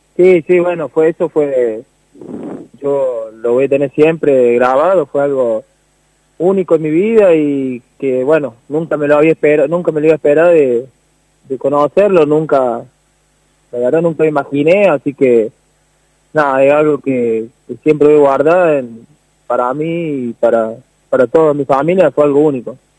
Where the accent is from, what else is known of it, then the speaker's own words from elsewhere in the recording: Saldán, Córdoba, Argentina; moved away; yo nací siempre ahí, estuve siempre ahí